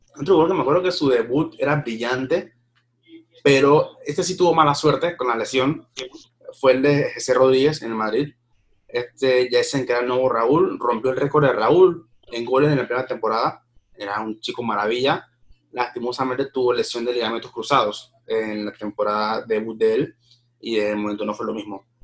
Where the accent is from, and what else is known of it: Panama